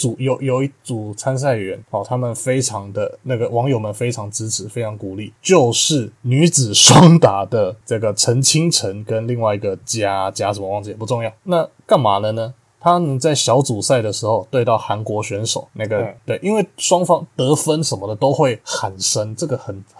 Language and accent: Chinese; Taiwan; born there; 那毕竟我们出生在台湾这片土地上